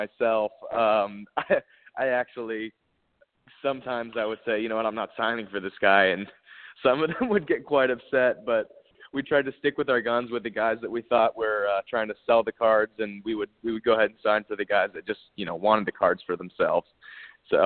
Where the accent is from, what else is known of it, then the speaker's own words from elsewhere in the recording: Atlanta, Georgia, United States; also born or lived in Pittsburgh, Pennsylvania; I'm from the Atlanta area. We moved to Atlanta when I was about 3 years old, and we've lived there ever since